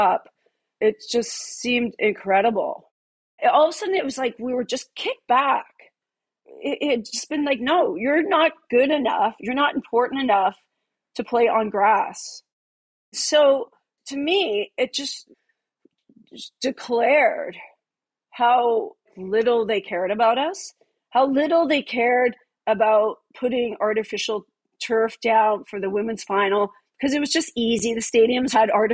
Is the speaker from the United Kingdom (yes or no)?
no; Canada; I am from Canada